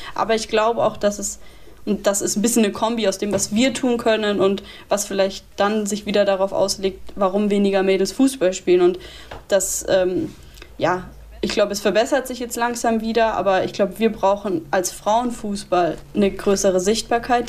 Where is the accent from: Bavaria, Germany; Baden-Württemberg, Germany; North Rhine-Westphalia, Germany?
Bavaria, Germany; Würzburg; also born or lived in Munich / Freiburg; now in Cologne, Germany; in Würzburg, wo ich geboren bin